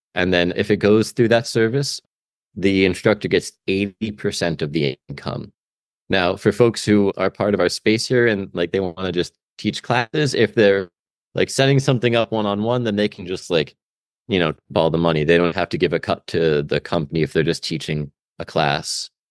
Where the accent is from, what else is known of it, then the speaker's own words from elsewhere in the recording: Albany, New York, United States; now in Stockton, United States; I'm from Albany, New York, for what that's worth. I was privileged to go to a pretty good high school